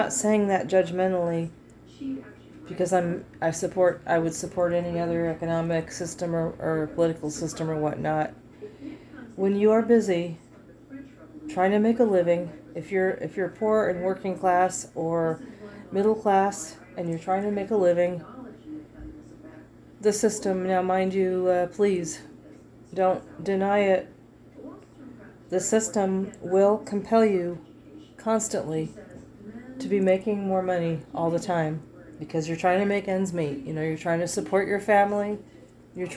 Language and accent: English; United States; I'm American